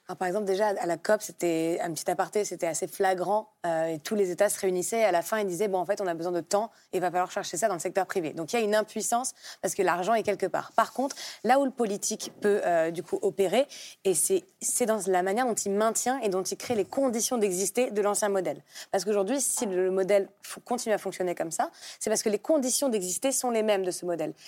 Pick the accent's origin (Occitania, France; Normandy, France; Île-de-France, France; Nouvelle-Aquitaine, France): Île-de-France, France; Paris; je suis née à Paris, j'ai grandi à Paris